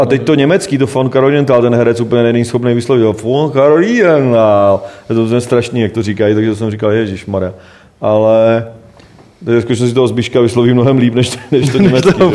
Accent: Rychnov u Jablonce nad Nisou, Liberec Region, Czechia; Já jsem z Reichena že jo, prostě, který se jmenuje Richnov, jako hmm. prostě vedle Liberk, tam je moje babička

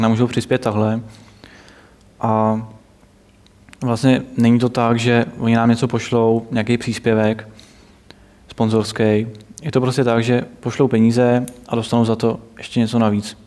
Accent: Plzeň, Plzeň Region, Czechia; já jsem z Plzně

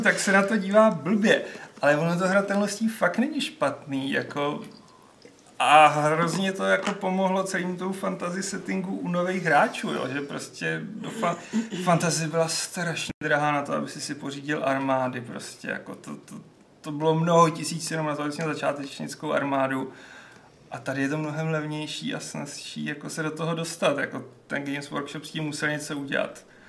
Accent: Plzeň, Plzeň Region, Czechia; u nás v Plzni

